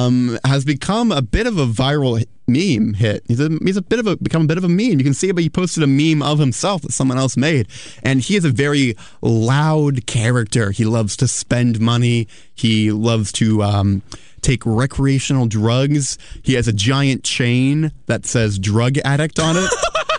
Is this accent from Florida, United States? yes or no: yes; Florida, United States; My home state.